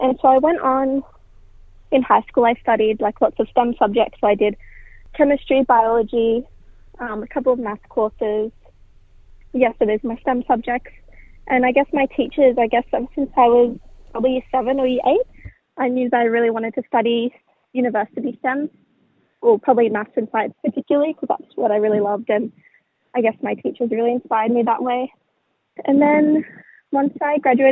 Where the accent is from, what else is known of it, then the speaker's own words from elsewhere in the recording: Sydney, New South Wales, Australia; now in Northern Beaches, Australia; I grew up in Darragland, but more specifically, my mob is from Wamai, which is Miss Seven Hills